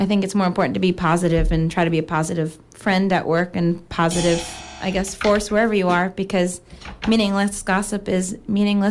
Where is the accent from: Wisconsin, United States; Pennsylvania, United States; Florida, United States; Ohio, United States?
Pennsylvania, United States; Bethlehem; We are from Bethlehem, Pennsylvania